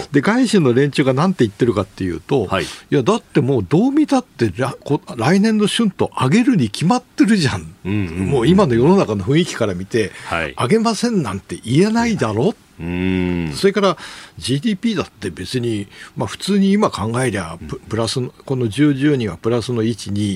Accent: Toyama, Japan; 出身富山

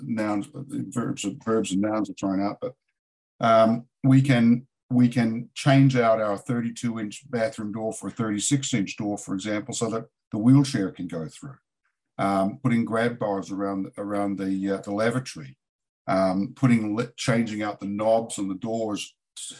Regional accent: New Zealand; also born or lived in San Diego / Asheville, North Carolina; now in United States; I'm a Kiwi

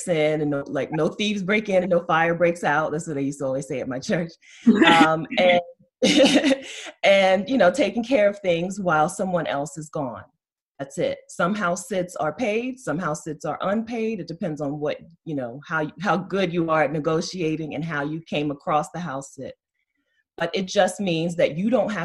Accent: Delaware, United States; I'm from Delaware. I'm right now kind of like self-quarantined in Dover, Delaware.

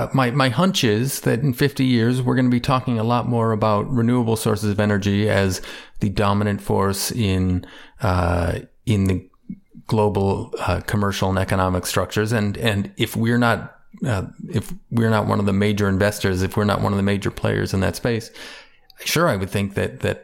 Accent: Chicago, Illinois, United States; I tell people I'm from Chicago. I'm a Cubs fan.

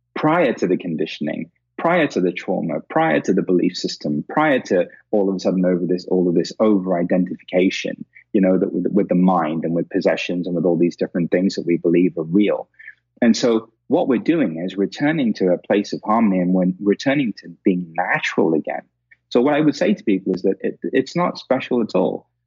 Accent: India; being Indian, because we've, we've got a 5,000 year old history of this

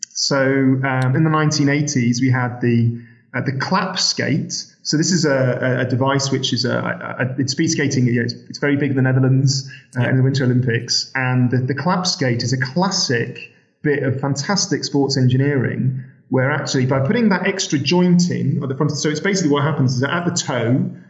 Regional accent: Sheffield, Yorkshire and the Humber, United Kingdom; I'm from Sheffield

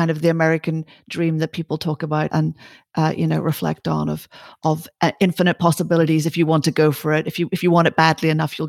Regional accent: Ireland; you know, I'm Irish.

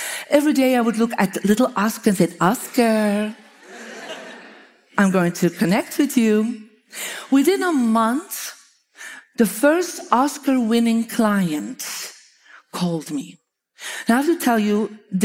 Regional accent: Belgium; moved away; I'm from Belgium.

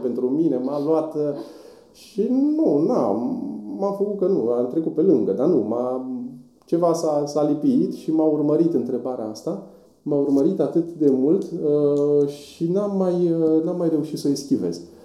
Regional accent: Voluntari, Ilfov, Romania; also born or lived in Bucharest; provenind din voluntari. Acolo am crescut, m-am născut în București

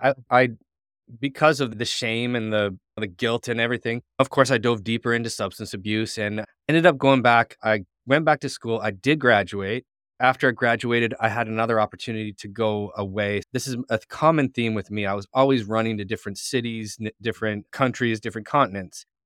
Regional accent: St. Catharines, Ontario, Canada; I grew up in Saint Catharines, Ontario

